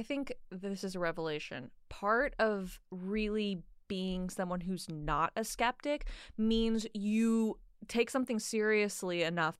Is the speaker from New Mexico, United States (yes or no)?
yes; New Mexico, United States; now in Flagstaff, United States; I am from New Mexico, but I currently live in Flagstaff, Arizona.